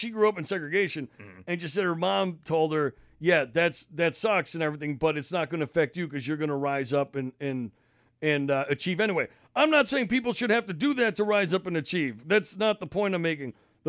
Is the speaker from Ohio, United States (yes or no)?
no; Massachusetts, United States; I grew up in Mass in the 90s, and that's, to me